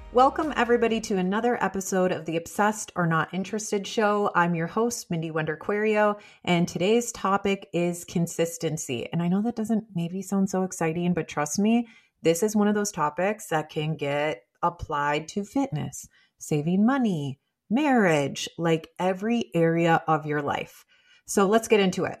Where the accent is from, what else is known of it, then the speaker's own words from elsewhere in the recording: Midwest, United States; I'm from the Midwest